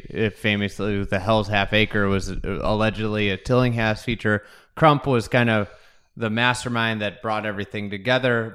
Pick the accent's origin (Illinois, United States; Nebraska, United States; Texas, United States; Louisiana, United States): Illinois, United States; Lake Bluff; I grew up in Lake Bluff, um, in Lake Forest